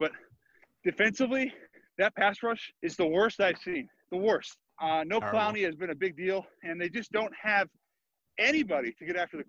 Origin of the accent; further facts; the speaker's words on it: Seattle, Washington, United States; now in New York, United States; I'm from Seattle.